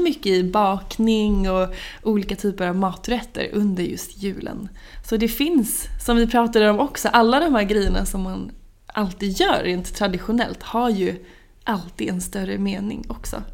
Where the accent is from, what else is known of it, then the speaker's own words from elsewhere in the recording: Norrköping, Östergötland, Sweden; now in Stockholm, Sweden; Norrköping där jag är ifrån